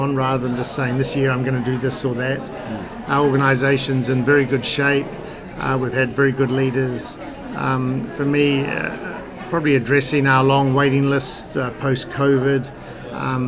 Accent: England, United Kingdom; being English in New Zealand

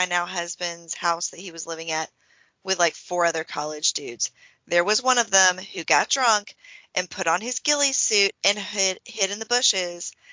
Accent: Cartersville, Georgia, United States; Whoopi has been hanging out in my hometown

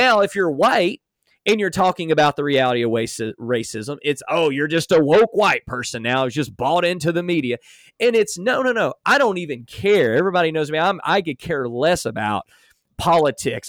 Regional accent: Alabama, United States; I grew up in Alabama

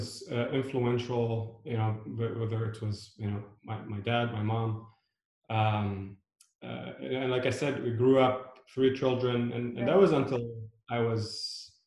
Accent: Beirut, Beirut Governorate, Lebanon; now in United States; I was born in Beirut during a decade of civil unrest.

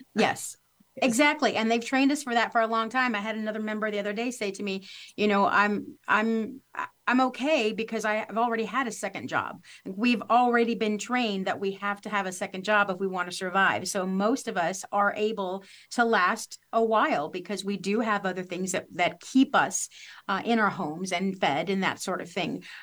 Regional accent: Missouri, United States; moved away as an adult; also born or lived in Los Angeles; I grew up here in Missouri, went to, to Los Angeles and worked for several years

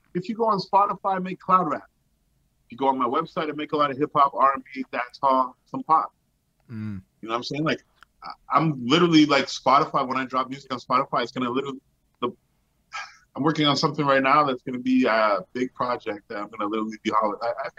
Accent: Montreal, Quebec, Canada; Yo, I'm from Montreal. I'm from Lachine, bro.

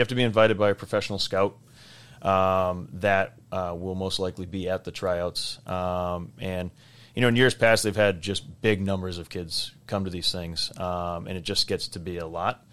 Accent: Weston, Massachusetts, United States; I knew guys that went to Belmont Hill and Nobles growing up in Weston

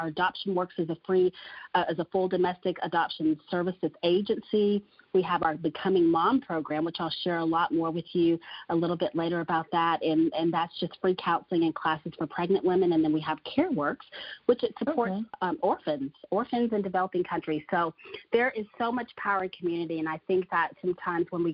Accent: Texas, United States; also born or lived in Florida; I was born, of course, in Florida, but I grew up in Texas, so I call Texas my home

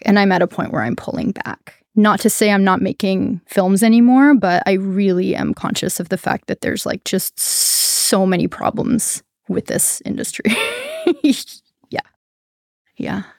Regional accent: Canada; now in Humboldt, United States; as a Canadian

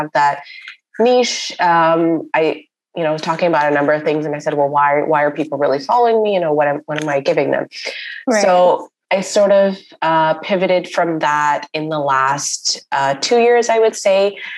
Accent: Karachi, Sindh, Pakistan; moved away as an adult; now in Toronto, Canada; I had this small online business back in my hometown of Karachi

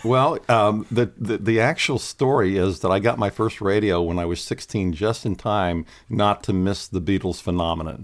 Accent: Lancaster County, Pennsylvania, United States; I grew up in Lancaster County, Pennsylvania

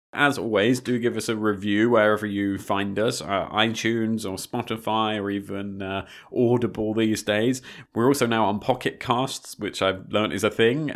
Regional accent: United Kingdom; also born or lived in Malta; as a British person

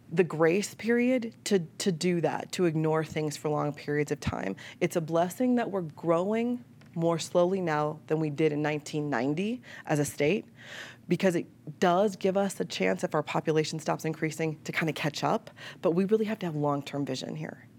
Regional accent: Chicago, Illinois, United States; moved away; I'm a Chicagoan, like born and raised

